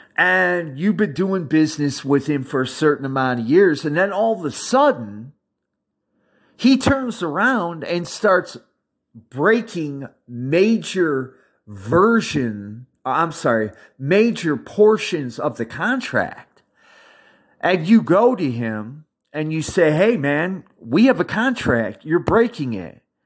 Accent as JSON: {"language": "English", "country": "United States", "said": "I'm an American"}